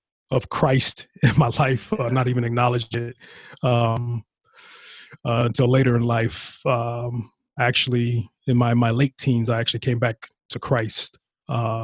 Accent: Lancaster, California, United States; moved away as an adult; also born or lived in Texas; I was born and raised in the Antelope Valley, Lancaster, California

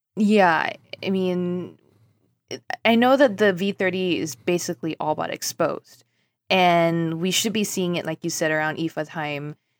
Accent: Singapore; moved away; I grew up in Singapore

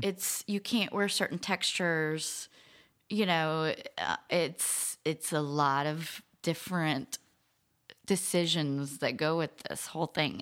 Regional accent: New Orleans, Louisiana, United States; I grew up in New Orleans

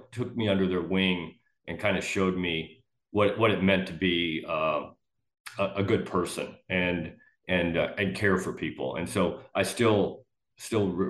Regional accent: Kirkland, Illinois, United States; also born or lived in Loudon, Tennessee; now in Florida, United States; by the time I was 5 or 6, our family moved to Northern Illinois. Small little farm town, Kirkland, Illinois

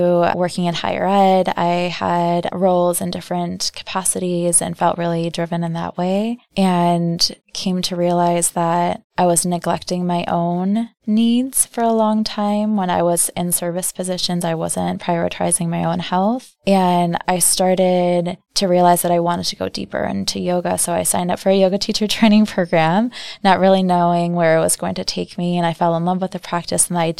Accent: outside of Chicago, Illinois, United States; now in Milwaukee, United States; I was born outside of Chicago. Both my parents are from Iran, came here when they were young, and my brother and I were born in the U.S.

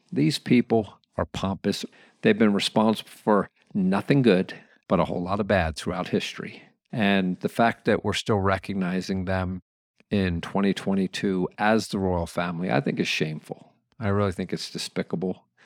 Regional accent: United States; As a patriotic American

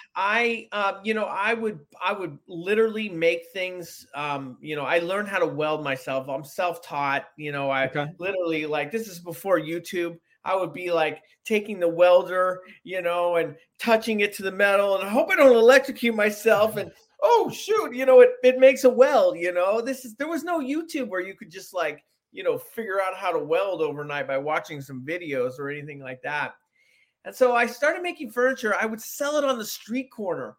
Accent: San Francisco, California, United States; I grew up in San Francisco

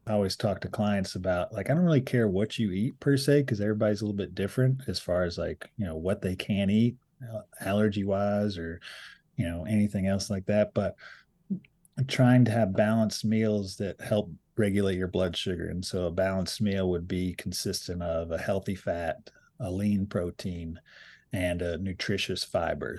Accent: Appalachia, United States; a lot of us identify as Appalachian

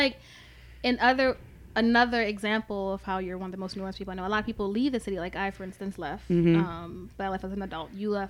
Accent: New Orleans, Louisiana, United States; I'm from here, born in New Orleans.

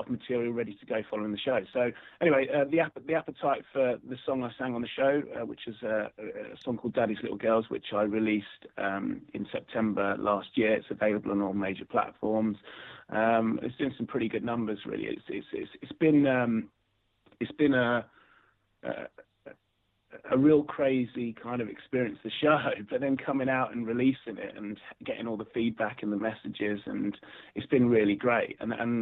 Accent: Luton, East of England, United Kingdom; I joined a local church choir in my local town. I'm originally from Luton, and so I went in the church choir, and I spent from the age of six up to the age of 16.

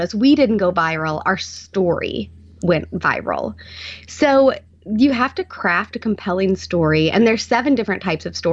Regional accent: Arkansas, United States; I could live in Arkansas and be with my family and work from home in my home state

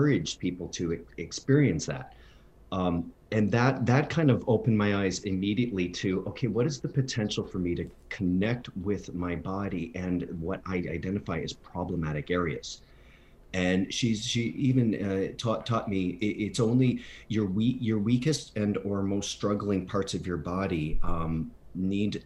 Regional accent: near Windsor, Ontario, Canada; also born or lived in Broadway, New York / Los Angeles; now in Palm Springs, United States; in the small town that I grew up in near Windsor, Ontario

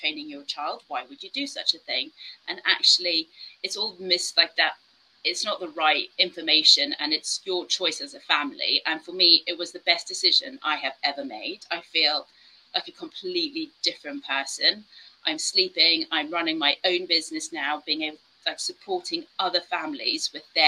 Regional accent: South Africa; moved away; I grew up in South Africa where we had someone who was always cleaning the house and stuff

